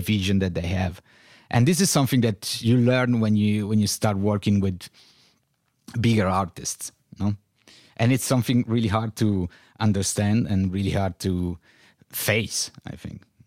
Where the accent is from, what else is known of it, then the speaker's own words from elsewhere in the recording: Turin, Piedmont, Italy; English is a second language; moved away as an adult; also born or lived in Berlin; I was born in Turin uh, in 77, ah. 1977. And yes, I grew up here